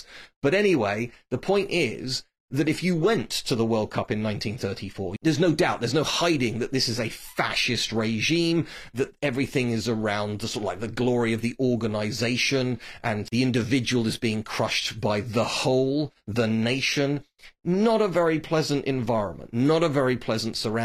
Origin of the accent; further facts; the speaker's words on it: England, United Kingdom; I'm obviously an English person, a proud English person.